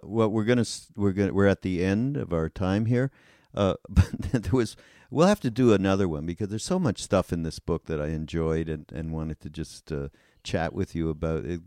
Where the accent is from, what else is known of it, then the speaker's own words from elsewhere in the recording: Canada; now in United States; I'm from Canada